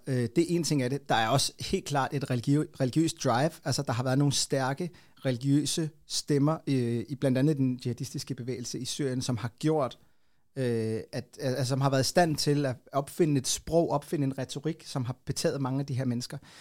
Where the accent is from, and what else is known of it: Copenhagen, Capital Region of Denmark, Denmark; born or raised there